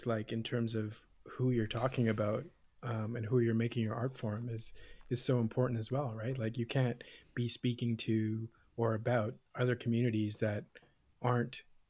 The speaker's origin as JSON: {"language": "English", "town": "Toronto", "region": "Ontario", "country": "Canada", "tie": "born or raised there", "said": "growing up in Toronto, and specifically in Scarborough, East Toronto, if you've ever been."}